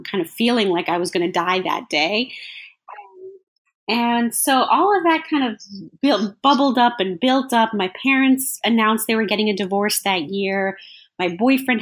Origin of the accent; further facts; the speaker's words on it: Los Angeles, California, United States; I was born in Los Angeles